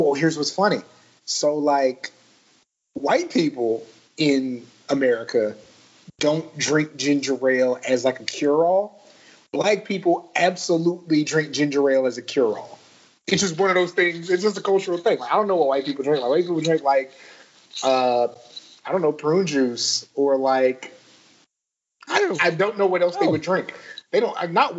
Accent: Southern Maryland, United States; now in Texas, United States; I'm originally from Southern Maryland

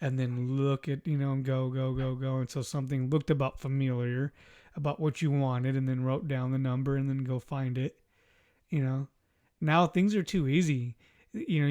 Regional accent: Inland Empire, California, United States; I grew up in the Inland Empire, too, at the time

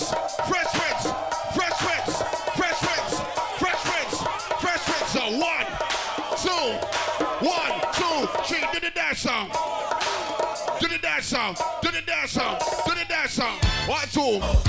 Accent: Trinidad & Tobago; I'm from Trinidad.

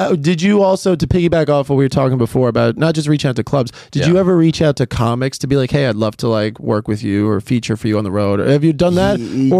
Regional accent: New York City, New York, United States; I'm from Queens.

